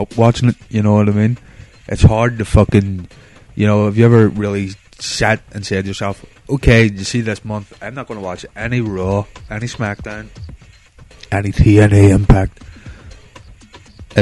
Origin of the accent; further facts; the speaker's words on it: Northern Ireland, United Kingdom; I'm from Northern Ireland